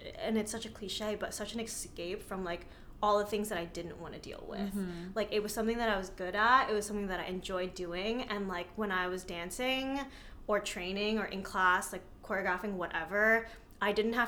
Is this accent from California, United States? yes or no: no; New Jersey, United States; also born or lived in New York City; I was back and forth between New York and New Jersey